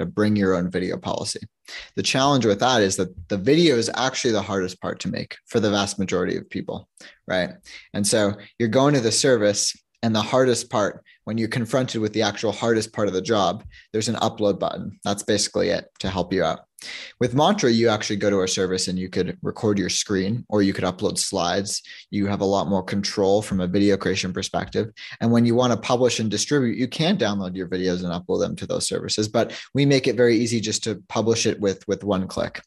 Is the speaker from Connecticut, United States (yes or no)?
no; New York, United States; now in Toronto, Canada; I'm a from Toronto, I grew up in New York, but I, I moved back to Toronto